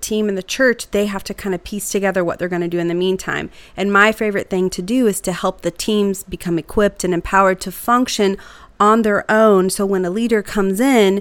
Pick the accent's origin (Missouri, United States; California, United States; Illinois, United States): Missouri, United States; Carthage; my hometown is Carthage, and I grew up in Carthage